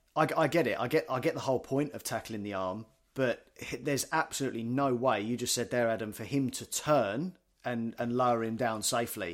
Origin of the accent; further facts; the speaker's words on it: United Kingdom; now in Australia; you go back to the U K, we're all m, football mad.